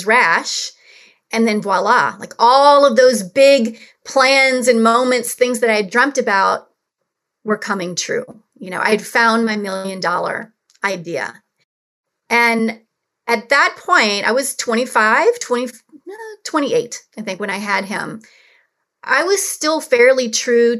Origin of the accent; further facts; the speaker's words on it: New Orleans, Louisiana, United States; I grew up in New Orleans